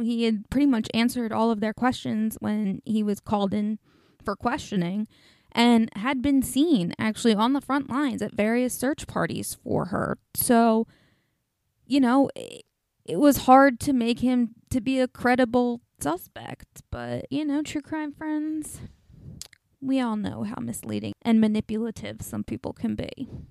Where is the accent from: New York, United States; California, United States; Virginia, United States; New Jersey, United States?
New Jersey, United States; in New Jersey, my home state, just up north